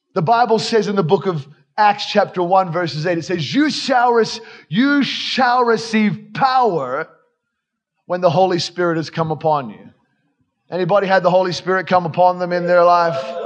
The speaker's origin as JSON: {"language": "English", "country": "Australia", "said": "I come from Australia, actually, from the real South, like the real, real South, Australia"}